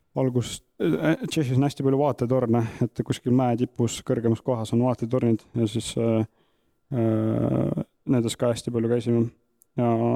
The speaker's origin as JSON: {"language": "Estonian", "town": "Tihemetsa", "region": "Pärnu County", "country": "Estonia", "tie": "born or raised there", "said": "pärit Tihemetsast, terve elu Tihemetsas elanud Saarde vallas"}